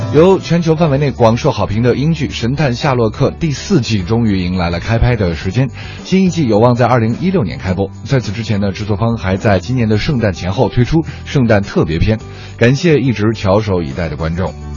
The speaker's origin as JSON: {"language": "Chinese", "region": "northern China", "country": "China", "said": "因为我是一个北方人，没有在南方过过"}